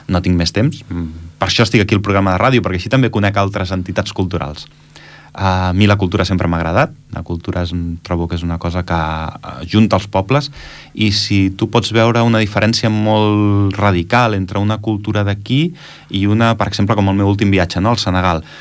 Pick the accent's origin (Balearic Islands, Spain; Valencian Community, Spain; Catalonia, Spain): Catalonia, Spain; also born or lived in Germany; jo vaig néixer a Alemanya, i els meus pares van ser emigrants allà a Alemanya, van estar 8 anys treballant a Alemanya, i jo vaig néixer a Alemanya, i per tant, jo en 3 mesos em van vindre cap aquí